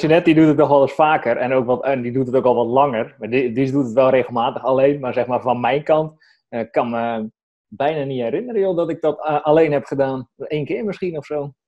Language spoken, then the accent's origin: Dutch; Strijen, South Holland, Netherlands; moved away as an adult; now in Drenthe, Netherlands; Maar ik kom op veel uit Hoekse Waard, dus onder Rotterdam. Uit Strijen, daar heb ik tot mijn eenentwintigste gewoond